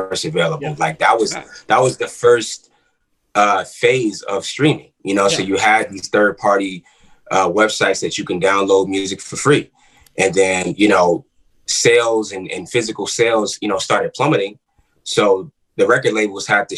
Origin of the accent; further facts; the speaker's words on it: New York City, New York, United States; now in Atlanta, United States; I'm from Queens, New York